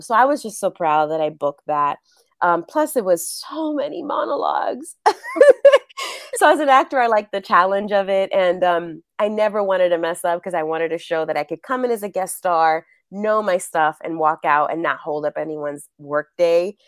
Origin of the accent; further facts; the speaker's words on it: New York City, New York, United States; first language Spanish; English is a second language; moved away as an adult; now in Los Angeles, United States; growing up, I grew up in New York, and both of my parents are from Puerto Rico